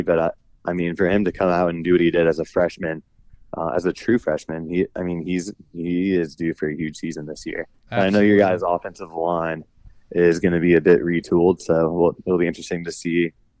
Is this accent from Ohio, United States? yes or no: yes; Westerville, Ohio, United States; I grew up in Columbus, actually a suburb of Columbus called Westerville, which is about 20, 25 minutes north of Columbus.